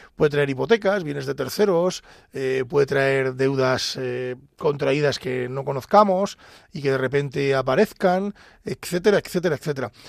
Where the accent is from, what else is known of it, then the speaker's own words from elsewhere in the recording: Ávila, Castile and León, Spain; yo soy de Ávila